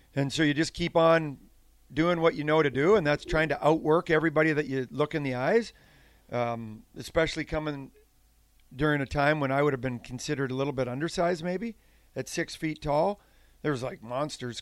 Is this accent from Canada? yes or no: yes; Saskatchewan, Canada; moved away; I grew up on a farm in Saskatchewan, Western Canada